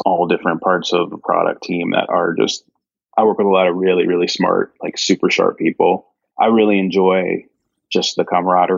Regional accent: Cincinnati, Ohio, United States; moved away as an adult; also born or lived in Evendale, Ohio / Washington, D.C. / New York City; growing up in Cincinnati, I lived in Cincinnati proper for the first part of my like childhood

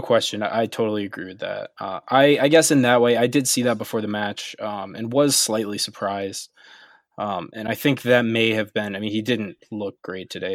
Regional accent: United States; as American fans

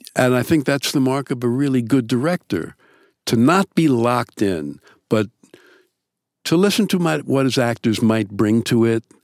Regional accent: New York, United States; I'm also from New York.

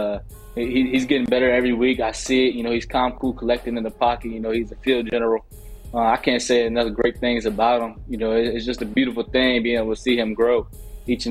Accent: Virginia, United States; moved away; also born or lived in Baltimore; I'm from Virginia, with the school in Baltimore, but so I don't really have that Baltimore accent

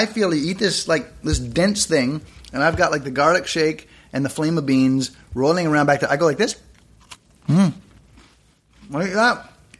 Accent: Canada; Canada, I'm Canadian, relatively new nation, 27 years old

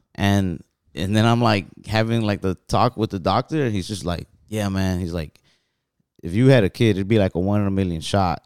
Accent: Texas, United States; we're from Texas

